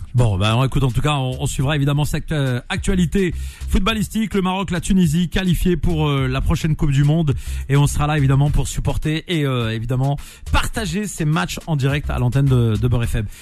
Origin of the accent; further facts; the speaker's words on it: Nantes, Pays de la Loire, France; Moi, je suis de Nantes à l'origine